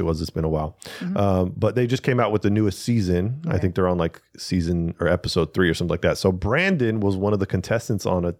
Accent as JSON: {"language": "English", "country": "Spain", "said": "I'm from Spain. I'm a Spaniard Spanish speaker. Espanol."}